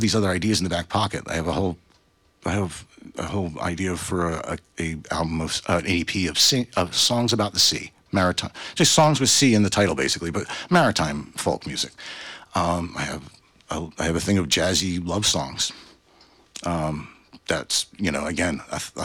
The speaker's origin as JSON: {"language": "English", "region": "New Jersey", "country": "United States", "moved": "yes", "lives_now": "Vermont, United States", "said": "I'm from Jersey"}